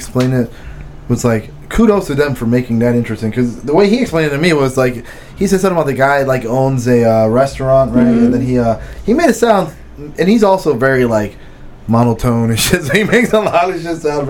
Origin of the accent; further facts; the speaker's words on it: Philadelphia, Pennsylvania, United States; I grew up in Philly too, so there was always a lot of fighting, bro.